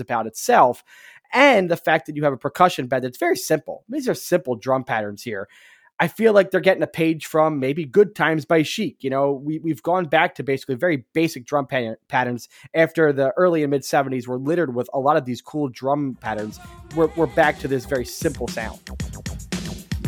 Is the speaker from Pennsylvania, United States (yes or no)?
yes; Philadelphia, Pennsylvania, United States; growing up in Philadelphia